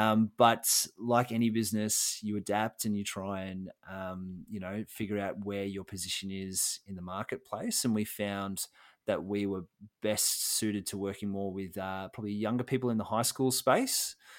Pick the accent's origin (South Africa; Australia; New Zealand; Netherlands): Australia; Melbourne, Victoria; So I was born in Melbourne, Victoria, Australia, East Melbourne to be precise. And now I still live in Australia and Victoria, but I live on the Mornington Peninsula, so down on the coast.